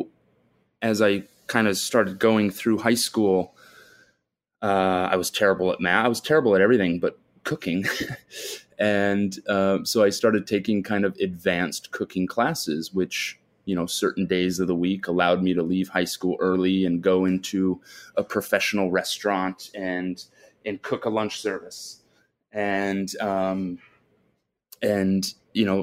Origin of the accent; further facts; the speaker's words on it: Omaha, Nebraska, United States; I was born and raised in Omaha, Nebraska